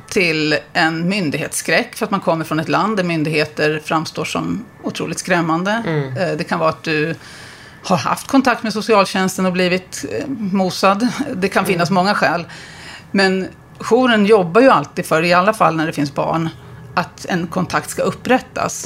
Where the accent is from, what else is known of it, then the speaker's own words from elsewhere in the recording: Uppsala, Uppsala County, Sweden; i Uppsala, där jag kommer ifrån